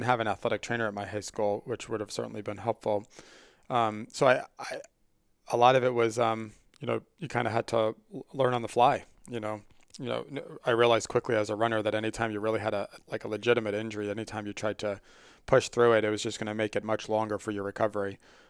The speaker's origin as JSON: {"language": "English", "region": "New York", "country": "United States", "tie": "born or raised there", "said": "I grew up on Long Island and played football from when I was"}